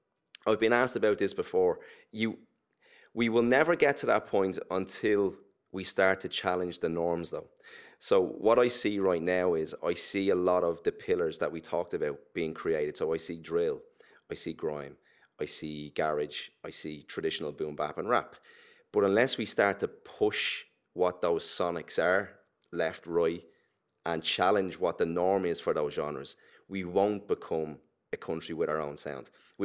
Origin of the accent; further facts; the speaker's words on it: Ireland; accent: Irish; The only thing that will identify us as an Irish urban act right now is our voice, is our accent and how we talk.